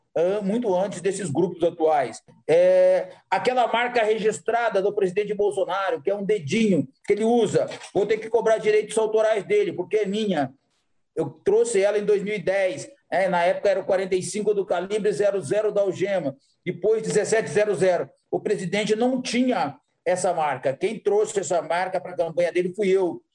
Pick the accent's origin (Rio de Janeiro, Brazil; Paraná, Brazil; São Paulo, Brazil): Paraná, Brazil; Jacarezinho; also born or lived in Novo Gama / Luziânia / Águas Lindas de Goiás; now in Aparecida de Goiânia, Brazil; eu nasci no Paraná e hoje eu sou goiano